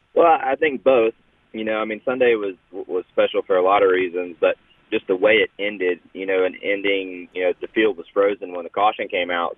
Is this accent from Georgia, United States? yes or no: yes; North Georgia, United States; I'm from North Georgia, and you know Talladega is obviously very very close to there